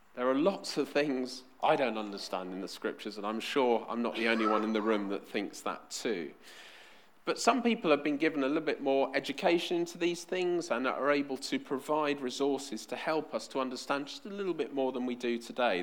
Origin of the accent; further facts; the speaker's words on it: London, United Kingdom; I was born in West London, so of course I support QPR